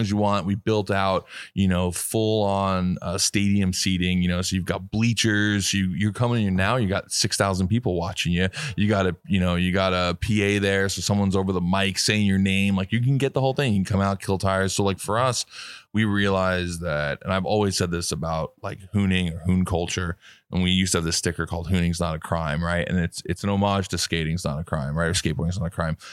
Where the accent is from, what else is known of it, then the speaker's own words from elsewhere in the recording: New York City, New York, United States; I grew up in New York City